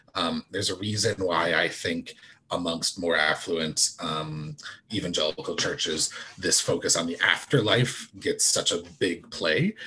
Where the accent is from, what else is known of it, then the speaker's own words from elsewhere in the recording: United States; as an American